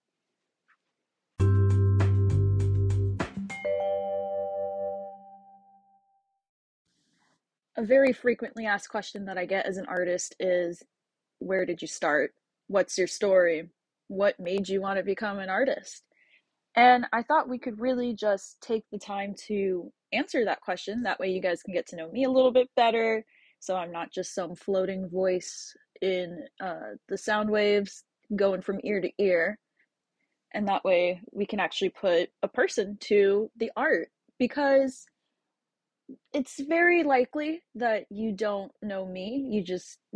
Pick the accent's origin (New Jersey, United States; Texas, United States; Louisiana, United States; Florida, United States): Florida, United States; Tampa; I grew up in Carrollwood